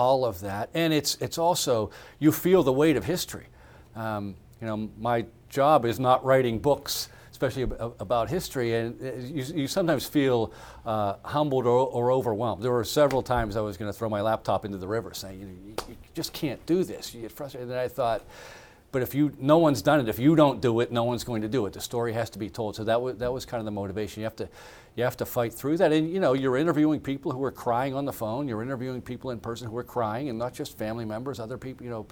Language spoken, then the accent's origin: English; United States; as an American